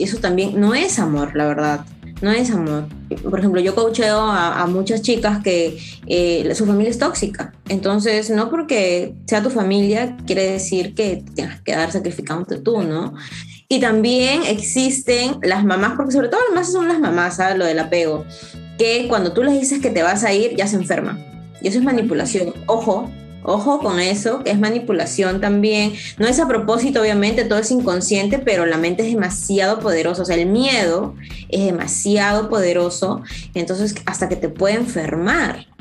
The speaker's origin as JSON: {"language": "Spanish", "country": "Peru", "tie": "born or raised there", "also_born_or_lived": "Israel", "said": "mi país"}